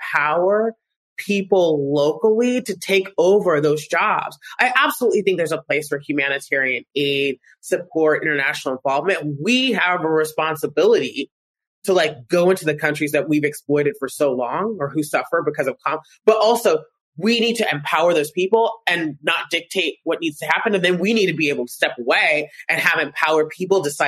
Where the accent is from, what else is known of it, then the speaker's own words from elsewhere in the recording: United States; I'm American with a Harvard law degree